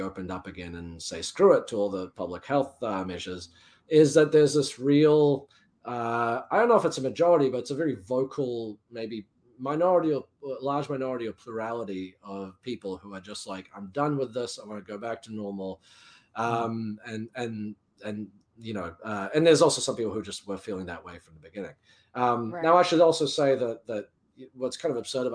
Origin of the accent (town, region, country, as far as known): New Zealand; now in United States